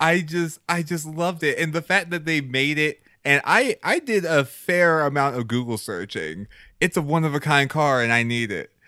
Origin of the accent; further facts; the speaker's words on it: Texas, United States; I grew up in Texas